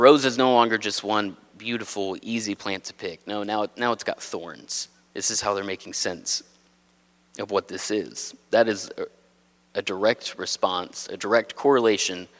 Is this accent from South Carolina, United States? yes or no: no; Texas, United States; moved away as an adult; now in New England, United States; I'm not from a farm, I'm from Texas, but not a farm